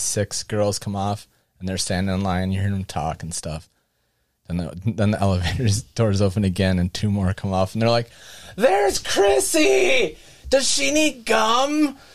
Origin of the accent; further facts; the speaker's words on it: Wisconsin, United States; oh, Wisconsin